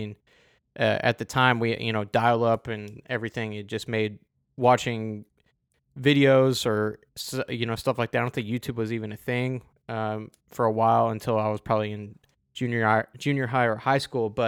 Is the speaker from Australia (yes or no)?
yes; Adelaide, South Australia, Australia; At, oh, so it was my hometown.